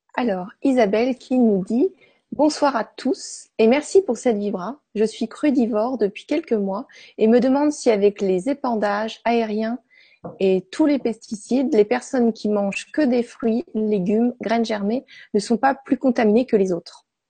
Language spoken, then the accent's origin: French; Brittany, France; chez nous en Bretagne